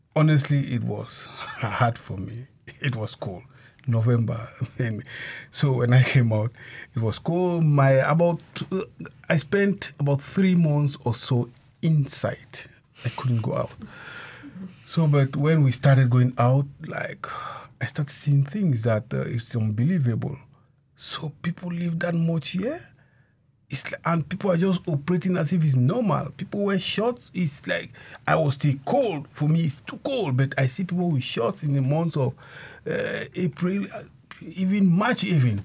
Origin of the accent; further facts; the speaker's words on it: Cameroon; now in Alaska, United States; I'm born in Cameroon.